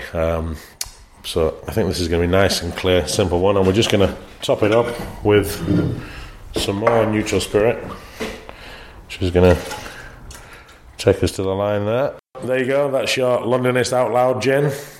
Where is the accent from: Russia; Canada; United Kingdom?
United Kingdom; Leeds, Yorkshire and the Humber; From Leeds